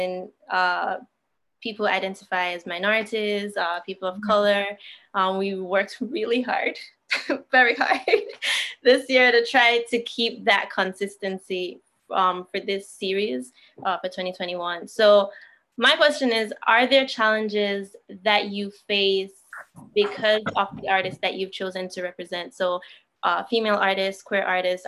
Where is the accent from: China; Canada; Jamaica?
Jamaica; being a Jamaican